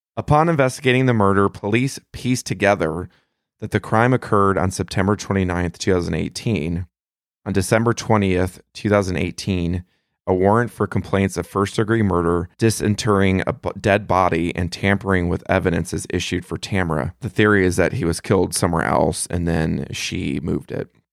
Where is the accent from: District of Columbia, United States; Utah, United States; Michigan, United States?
Michigan, United States; Melvindale; my hometown of Melvindale, Michigan